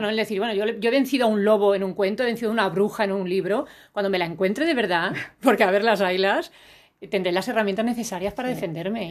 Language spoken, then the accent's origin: Spanish; Elda, Valencian Community, Spain; la biblioteca que yo iba de pequeñita en mi pueblo, en Elda, en Alicante